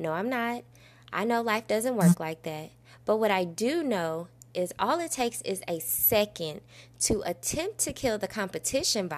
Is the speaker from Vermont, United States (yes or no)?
no; Belleville, Illinois, United States; I'm located here in my hometown, Belleville, Illinois